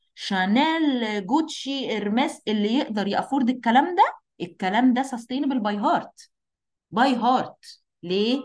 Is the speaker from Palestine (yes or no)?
no; Egypt